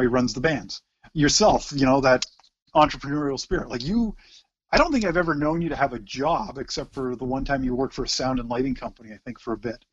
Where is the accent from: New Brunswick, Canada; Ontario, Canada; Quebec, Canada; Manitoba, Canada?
Ontario, Canada; Oshawa; never ever said we were from anywhere else but Oshawa